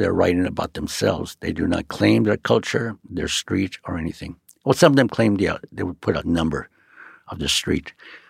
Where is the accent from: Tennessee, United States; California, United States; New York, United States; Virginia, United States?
California, United States; Los Angeles; I was born on Queen of Angels, on Beaudry and Sunset, in Chinatown. I have a twin brother. We were both raised there in Chinatown until about five, and then we moved up the river, the Royal Seco River, Highland Park, Avenue 60.